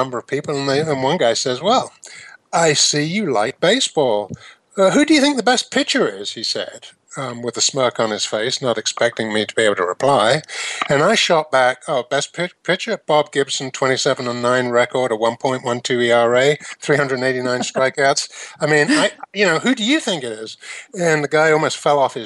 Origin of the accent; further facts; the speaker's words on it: London, United Kingdom; moved away; also born or lived in Northampton, England; born and raised in London, England